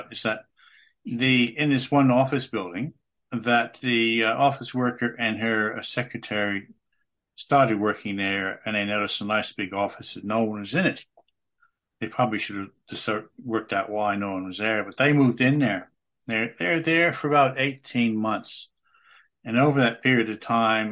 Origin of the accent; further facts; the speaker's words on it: United States; moved away as an adult; also born or lived in Melbourne, Australia; now in Tasmania, Australia; I'm an American just off the plane